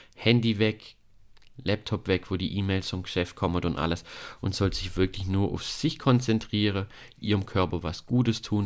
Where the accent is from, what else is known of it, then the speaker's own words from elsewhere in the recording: Germany; hier bei uns in Deutschland